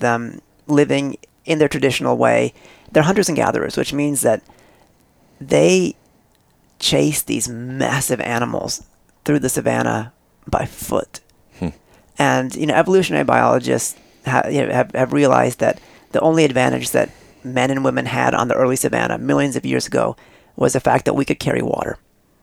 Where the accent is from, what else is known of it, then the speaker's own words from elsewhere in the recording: Northern California, United States; also born or lived in East India; I'm from East India, but I was raised in Northern California